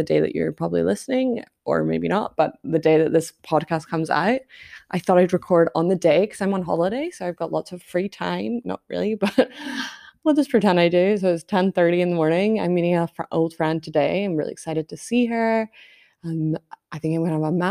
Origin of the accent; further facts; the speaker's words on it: Scotland, United Kingdom; I'm so Scottish.